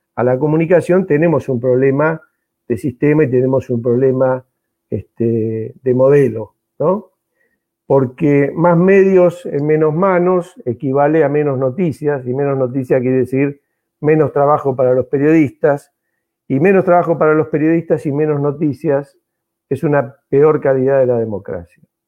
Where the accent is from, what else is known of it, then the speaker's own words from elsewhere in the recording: Mar del Plata, Buenos Aires Province, Argentina; soy eh, malplatense, así que me reivindico como bonaerense